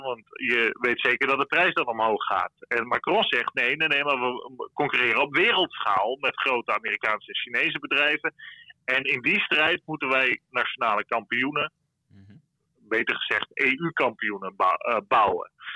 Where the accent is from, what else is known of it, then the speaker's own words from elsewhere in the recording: Friesland, Netherlands; now in Brussels, Belgium; ik als Fries weet ook wel dat eh, mijn grootouders die kregen eh, slagen op het schoolplein eh, vroeger als ze Fries spraken